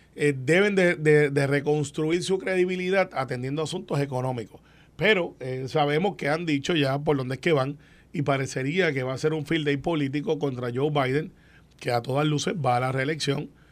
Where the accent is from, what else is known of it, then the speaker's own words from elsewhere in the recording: Puerto Rico; como puertorriqueños